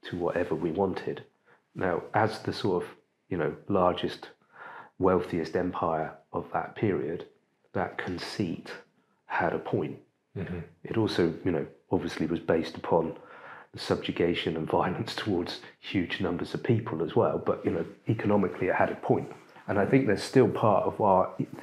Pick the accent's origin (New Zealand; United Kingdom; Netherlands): United Kingdom; as British people